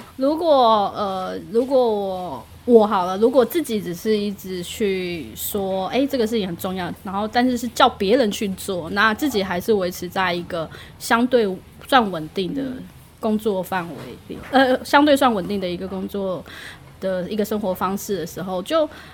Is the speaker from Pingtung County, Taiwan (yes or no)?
no; Miaoli County, Taiwan; moved away as an adult; now in Yilan, Taiwan; 我自己是，本身是苗栗长大的